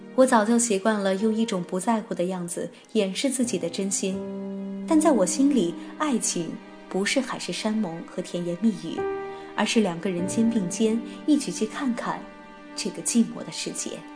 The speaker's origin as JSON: {"language": "Chinese", "country": "China", "said": "我们中国人"}